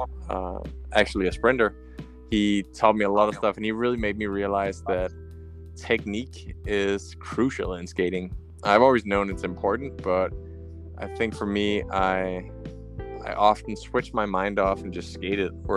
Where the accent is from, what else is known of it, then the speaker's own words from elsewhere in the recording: Slagelse, Zealand, Denmark; the track in my hometown, Slagelse, where I grew up